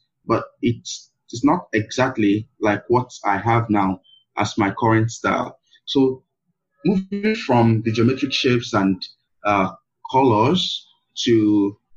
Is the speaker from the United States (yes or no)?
no; Nigeria; my being a Black person, to my being a Nigerian, to my being an African